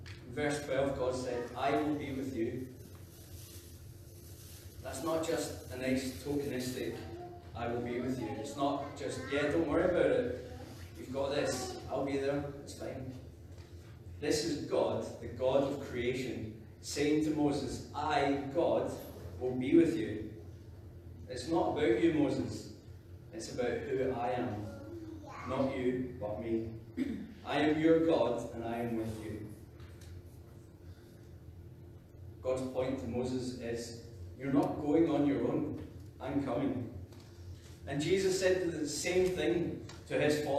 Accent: Scotland, United Kingdom; I'm Scottish, I'm a youth worker

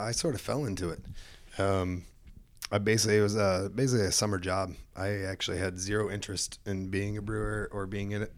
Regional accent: Michigan, United States; moved away as an adult; also born or lived in California; I was born and raised in Michigan

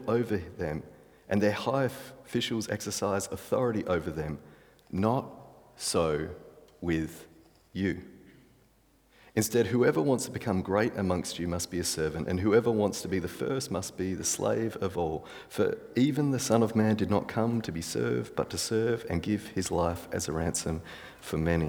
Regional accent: Australia; I'm Australian.

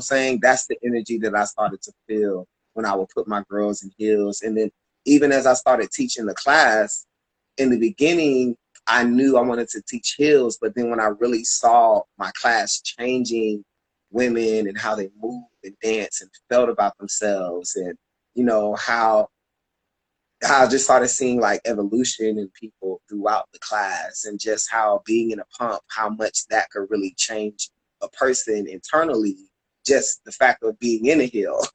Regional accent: Tampa, Florida, United States; moved away as an adult; I'm from Tampa, Florida originally, um, and I moved out here in 2009

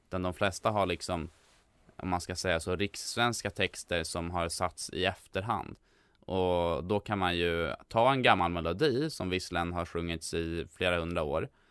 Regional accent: Stockholm, Stockholm County, Sweden; för han skildrar en del av stan som jag är uppvuxen i. Jag bodde när jag var liten på Hjorthagen

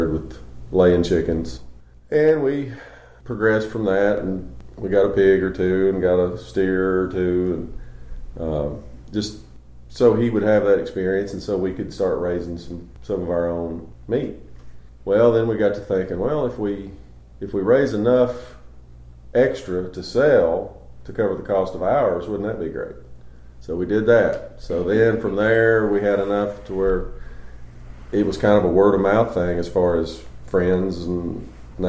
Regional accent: Kingsport, Tennessee, United States; I was born and raised in Kingsport

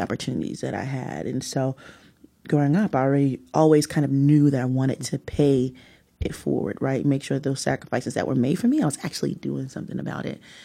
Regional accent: Newark, New Jersey, United States; I was born and raised here in Newark.

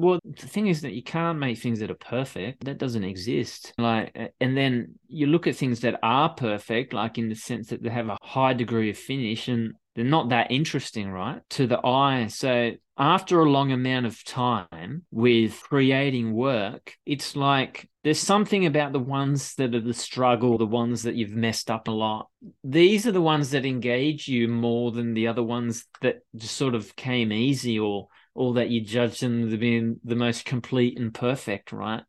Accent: Australia; moved away as an adult; now in Paris, France; growing up in Australia

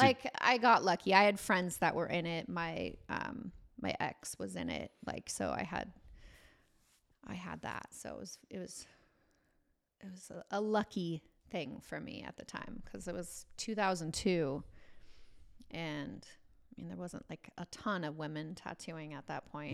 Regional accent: Washington, United States; born or raised there; also born or lived in Bay Area, California / Marysville / Arlington / Bellingham

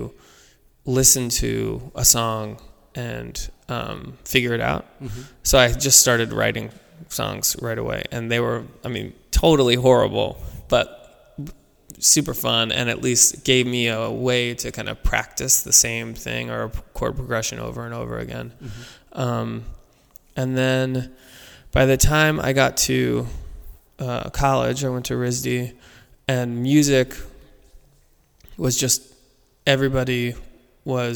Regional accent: Baltimore, Maryland, United States; I grew up in Baltimore

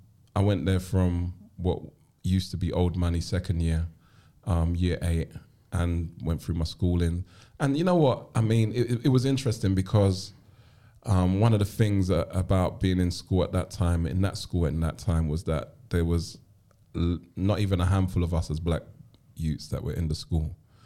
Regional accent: London, United Kingdom; And so my earliest memories are growing up in Clapham before gentrification and Brixton. I grew up with my grandmother, who was already retired when she took care of me or took me into her care.

